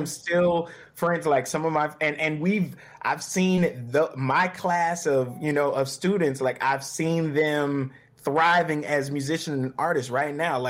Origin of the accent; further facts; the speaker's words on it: Charlotte, North Carolina, United States; Growing up in Charlotte has been a treat, man. You know, I grew up, my dad was a deacon in the Baptist church.